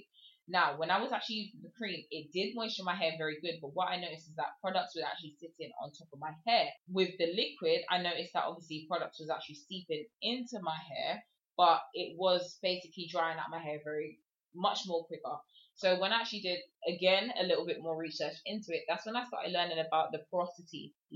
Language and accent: English; England, United Kingdom; I am from England, if you cannot tell my accent